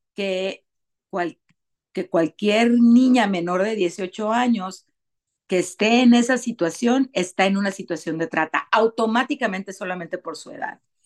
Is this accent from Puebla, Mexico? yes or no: no; Tijuana, Baja California, Mexico; yo nací, y crecí en Tijuana